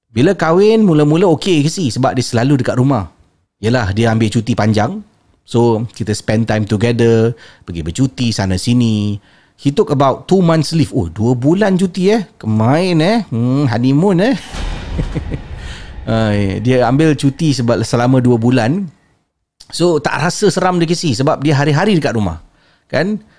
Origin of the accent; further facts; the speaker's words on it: Johor, Malaysia; moved away as an adult; now in Brunei; Saya asal daripada Johor tapi sekarang uh, dah menetap di negara Brunei Darussalam ikut suami.